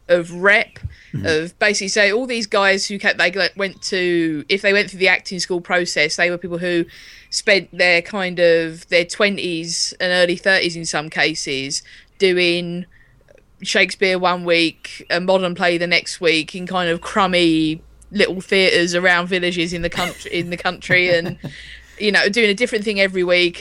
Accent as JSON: {"language": "English", "country": "United Kingdom", "said": "as British people, as we were brought up watching it"}